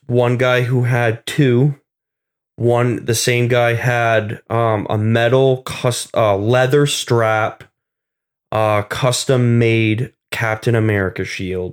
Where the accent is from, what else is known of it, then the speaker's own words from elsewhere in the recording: Vermont, United States; moved away; originally from Vermont